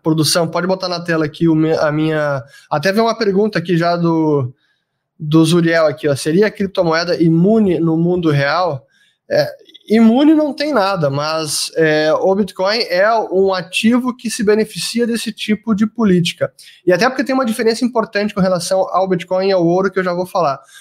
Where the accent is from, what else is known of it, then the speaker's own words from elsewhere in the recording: Brazil; Como brasileiro